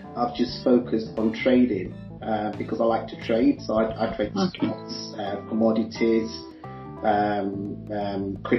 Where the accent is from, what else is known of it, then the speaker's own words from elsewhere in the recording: Leicester, East Midlands, United Kingdom; I'm actually quartered in the UK, in Leicester, because I was born in Leicester.